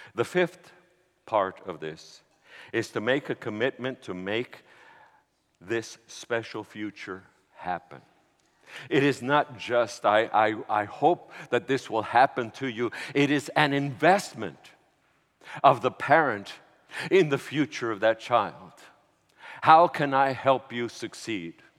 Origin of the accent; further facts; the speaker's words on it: New York City, New York, United States; I was from New York City